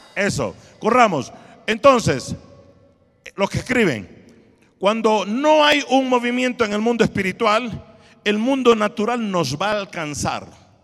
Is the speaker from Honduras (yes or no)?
yes; Honduras; yo de Italia, ah no, perdón, de Honduras